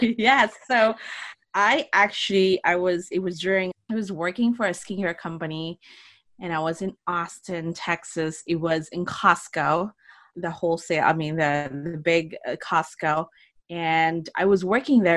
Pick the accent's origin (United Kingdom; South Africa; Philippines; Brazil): Philippines; moved away as an adult; now in United States; I grew up in the Philippines. I actually moved out to United States right after college.